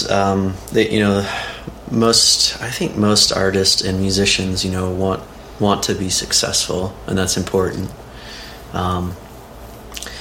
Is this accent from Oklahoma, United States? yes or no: yes; Oklahoma, United States; moved away as an adult; I grew up mostly in Oklahoma, and went to college at the University of Oklahoma